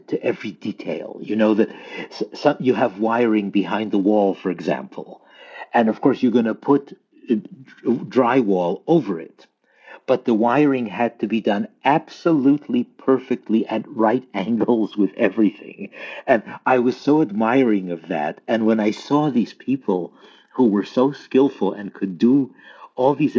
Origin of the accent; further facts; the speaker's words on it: Lviv, Lviv Oblast, Ukraine; moved away; we come from a city which is very much in the news now, Lviv.